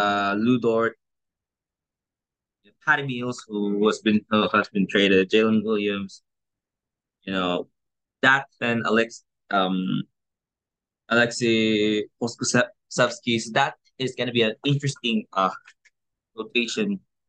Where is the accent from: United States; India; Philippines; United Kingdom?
Philippines; in the Philippines, in my home country